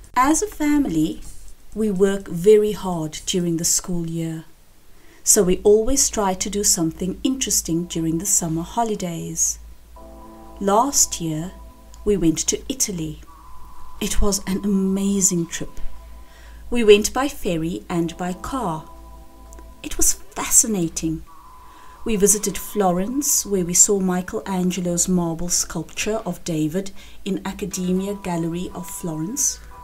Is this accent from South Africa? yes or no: yes; Cape Town, Western Cape, South Africa; now in Spain; I live in Spain, but am originally from Cape Town in South Africa.